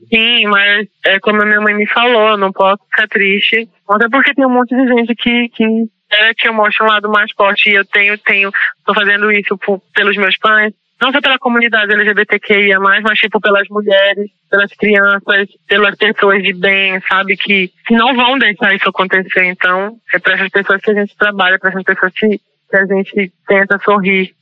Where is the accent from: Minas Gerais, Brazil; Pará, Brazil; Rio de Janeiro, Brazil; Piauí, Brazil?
Pará, Brazil; moved away; also born or lived in Maranhão; Eu trouxe as referências da minha infância no Pará, onde eu ouvia Tecnobrega